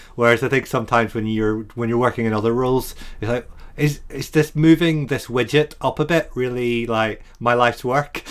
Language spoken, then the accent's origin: English; Ireland; now in Brighton, United Kingdom; an Irishman